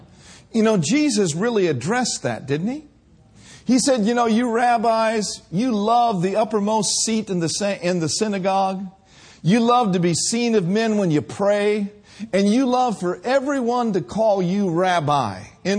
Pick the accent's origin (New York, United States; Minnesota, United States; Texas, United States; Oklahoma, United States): Minnesota, United States; now in California, United States; back in 1982, when Brenda and I came from Minnesota to California, we were just doing our best to follow the Lord.